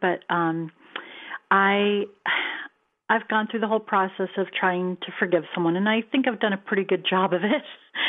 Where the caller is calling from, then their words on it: California, United States; from California.